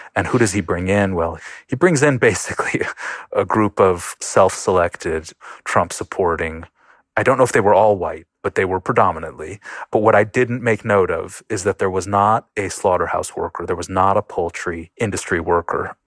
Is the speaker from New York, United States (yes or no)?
yes; Buffalo, New York, United States; I grew up in Buffalo, New York